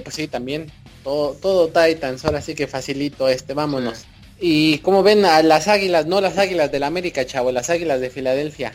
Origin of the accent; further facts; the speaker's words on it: Cuautitlán Izcalli, State of Mexico, Mexico; Miguel y yo somos oriundos de Cuautitlán Izcalli